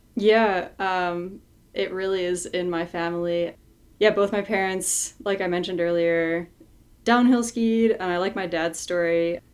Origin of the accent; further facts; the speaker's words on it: Morin-Heights, Quebec, Canada; my hometown in Moreton Heights, Quebec.